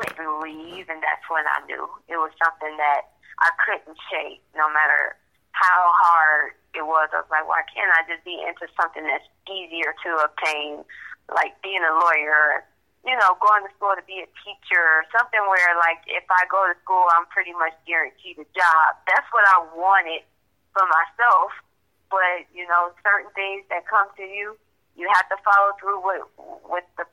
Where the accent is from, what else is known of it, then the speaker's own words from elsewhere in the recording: Joliet, Illinois, United States; I'm from Joliet, Illinois